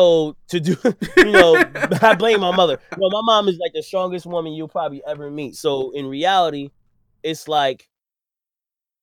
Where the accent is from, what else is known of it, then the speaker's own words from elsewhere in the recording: New York City, New York, United States; I'm from Brooklyn